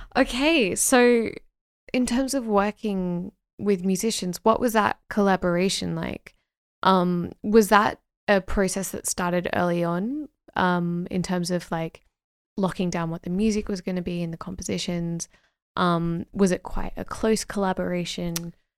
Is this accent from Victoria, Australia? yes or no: no; Sydney, New South Wales, Australia; I'm from Sydney